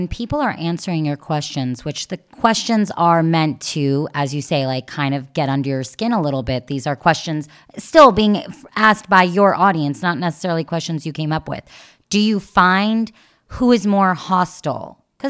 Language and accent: English; Canada; Not me. I'm a Canadian. I am a short Canadian.